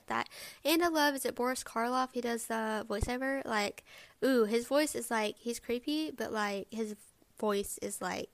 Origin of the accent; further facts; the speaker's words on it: the South, Alabama, United States; I am from the South. I live in Alabama